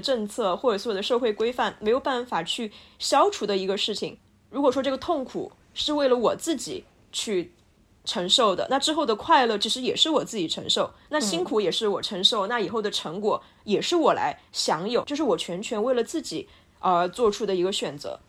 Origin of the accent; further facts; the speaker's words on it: Sichuan, China; 我是一个四川人哟